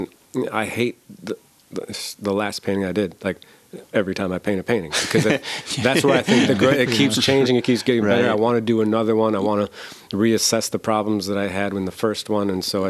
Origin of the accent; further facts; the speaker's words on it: Cleveland, Ohio, United States; Around Cleveland.